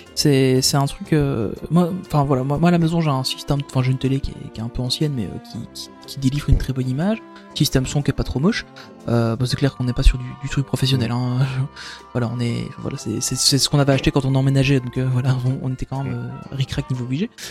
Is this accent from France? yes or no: no; Belgium; chez nous en Belgique